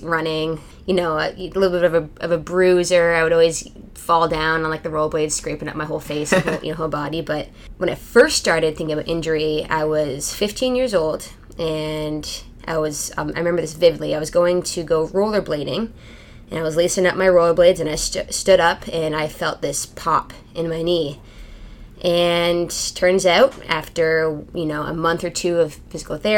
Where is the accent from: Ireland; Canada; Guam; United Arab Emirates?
Canada; moved away as an adult; also born or lived in Louisville, Kentucky; I born and raised in Canada, so I grew up playing ice hockey and field lacrosse.